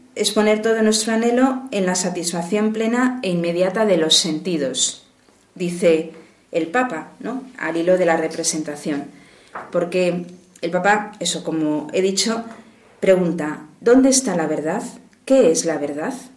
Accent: Madrid, Community of Madrid, Spain; soy de Madrid

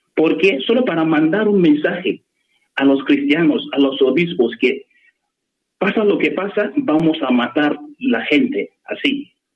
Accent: Nigeria; Spanish is a second language; moved away as an adult; now in Alcalá de Henares, Spain; en mi país

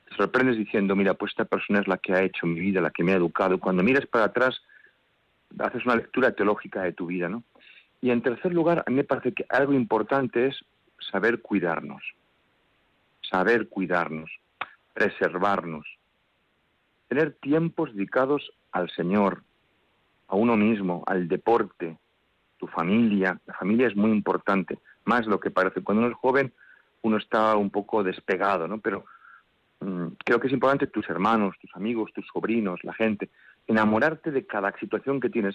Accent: Madrid, Community of Madrid, Spain; Mi párroco fue una bendición de Dios en la parroquia donde nací, en Santa María la Blanca, en Canillejas

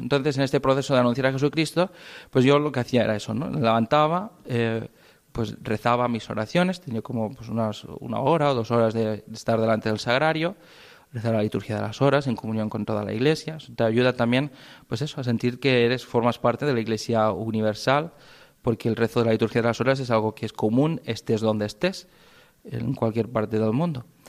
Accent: Spain; also born or lived in Requena, Peru; somos únicos los españoles con este horario que tenemos

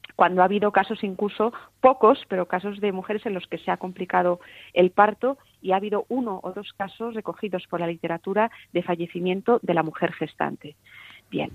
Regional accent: Spain

